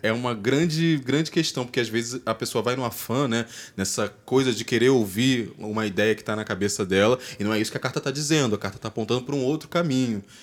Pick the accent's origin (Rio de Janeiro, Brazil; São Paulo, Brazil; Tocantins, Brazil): Rio de Janeiro, Brazil; A gente é brasileiro, nós aqui somos cariocas